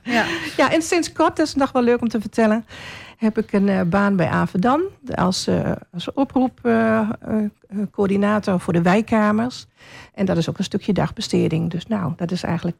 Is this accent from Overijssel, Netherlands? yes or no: yes; Hengelo, Overijssel, Netherlands; moved away as an adult; now in Albergen, Netherlands; Ik ben van origine, net als u, een Hengeloze. Ik ben in Hengelo geboren